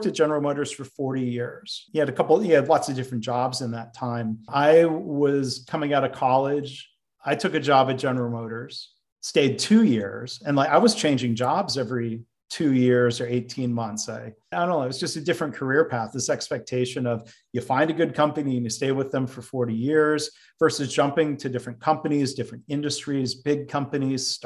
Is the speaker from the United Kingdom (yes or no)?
no; Livonia, Michigan, United States; also born or lived in Dayton, Ohio; I was born in Dayton, Ohio. My dad was working for GM and he got transferred up to Michigan. And they very intentionally bought a home in a suburb of Detroit, Livonia